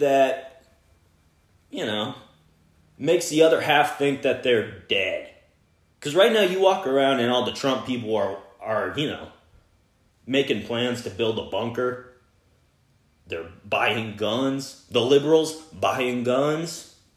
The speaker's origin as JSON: {"language": "English", "region": "Texas", "country": "United States", "said": "I'm from Texas"}